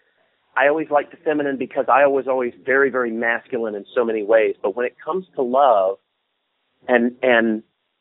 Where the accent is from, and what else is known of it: Deep South, Georgia, United States; moved away